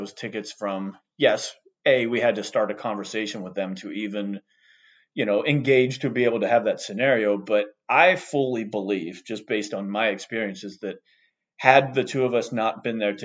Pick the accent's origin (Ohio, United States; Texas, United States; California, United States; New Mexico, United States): Ohio, United States; moved away; I grew up in the Midwest. I grew up in Ohio